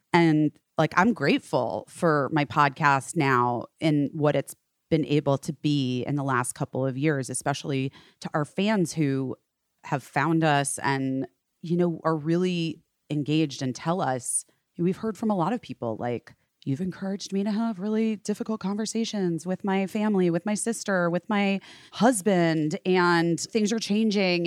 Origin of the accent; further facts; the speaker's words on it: Arizona, United States; moved away; I grew up in Arizona.